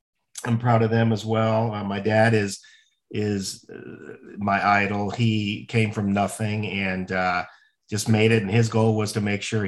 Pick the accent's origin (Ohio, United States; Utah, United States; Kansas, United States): Ohio, United States; Cincinnati; Yeah, so I'm the youngest of four and okay. We're all very close in age, a very close family. My parents, we grew up in Cincinnati, Ohio.